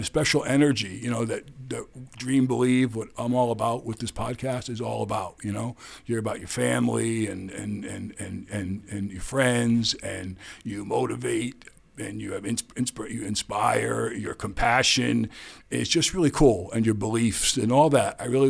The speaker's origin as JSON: {"language": "English", "town": "New York City", "region": "New York", "country": "United States", "tie": "born or raised there", "said": "I grew up in the Bronx."}